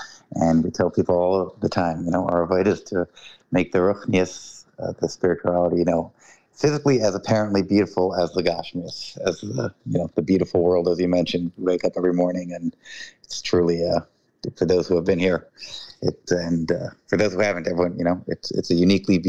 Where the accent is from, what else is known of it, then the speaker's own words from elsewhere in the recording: Hawaii, United States; also born or lived in Honolulu, Hawaii / Maui, Hawaii; the Rebbe sent my parents to Honolulu, Hawaii, in 1987. I was born in Hawaii, actually, local born, or called Kama'aina.